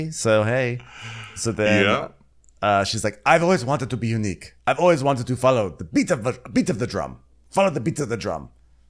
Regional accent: England, United Kingdom; Listen, I'm English. This is not winter.

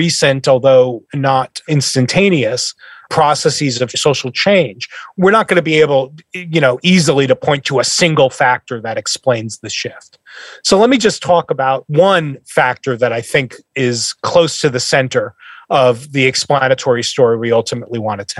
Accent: northern New Jersey, United States; moved away as an adult; now in Nashville, United States; I'm originally from New Jersey. I grew up in northern Jersey, right by the Lincoln Tunnel

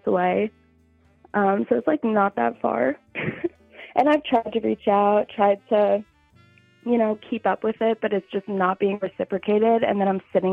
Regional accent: New Jersey, United States; moved away as an adult; now in Philadelphia, United States; I'm from New Jersey, like close to New York, but I live in Philly now.

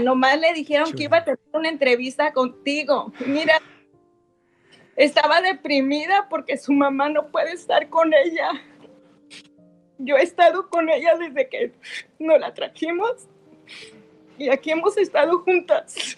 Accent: Ocotlán, Jalisco, Mexico; Nosotros somos de Ocotlán también.

